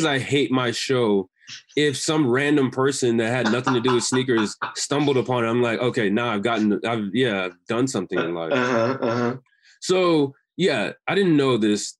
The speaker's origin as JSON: {"language": "English", "town": "Houston", "region": "Texas", "country": "United States", "tie": "born or raised there", "also_born_or_lived": "England", "said": "I grew up in the great area of Southwest Alief, Texas"}